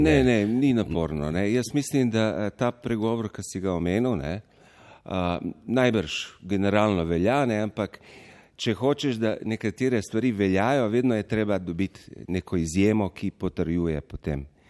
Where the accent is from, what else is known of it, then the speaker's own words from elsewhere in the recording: Goriška, Slovenia; Samo trije prihajamo z Goriškega konca